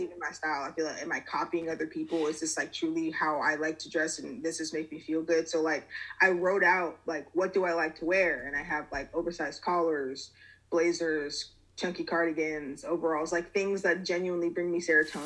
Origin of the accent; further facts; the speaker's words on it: Lawrenceville, Georgia, United States; moved away as an adult; now in Savannah, United States; I'm living in Savannah. I'm originally from Lawrenceville, Georgia. It's outside of Metro Atlanta